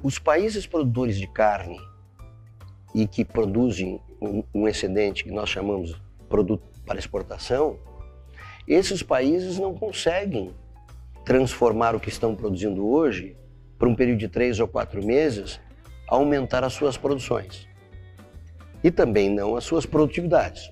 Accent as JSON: {"language": "Portuguese", "country": "Brazil", "said": "como brasileiro, né, e como latino-americano"}